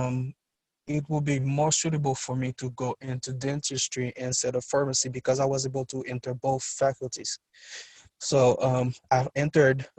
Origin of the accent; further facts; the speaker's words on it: Port-au-Prince, Ouest, Haiti; I was born and raised in Port-au-Prince, Haiti.